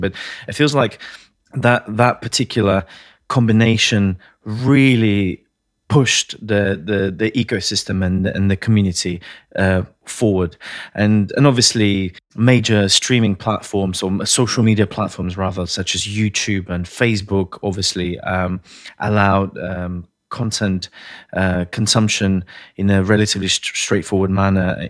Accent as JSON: {"language": "English", "country": "Latvia", "moved": "yes", "said": "I'm originally from Latvia, one of the Baltic states"}